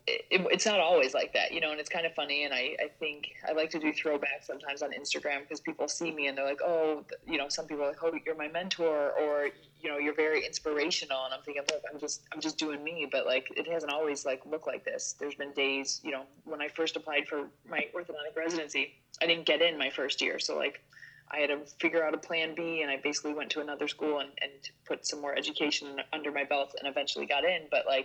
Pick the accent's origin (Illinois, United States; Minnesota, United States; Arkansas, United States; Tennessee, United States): Illinois, United States; suburb of Chicago; moved away as an adult; now in New York City, United States; I'm from Illinois. So I'm a suburb of Chicago, 49 acres on a farm.